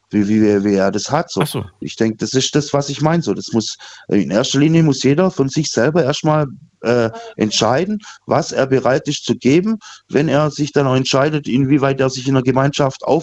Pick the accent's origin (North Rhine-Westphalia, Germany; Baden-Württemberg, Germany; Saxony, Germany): Baden-Württemberg, Germany; Rottweil; Ja, ich komme aus Rottweil.